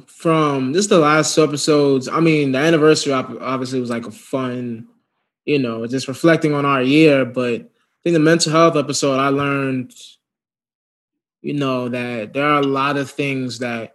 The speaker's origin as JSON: {"language": "English", "town": "Chicago", "region": "Illinois", "country": "United States", "tie": "born there", "said": "I was born in Chicago."}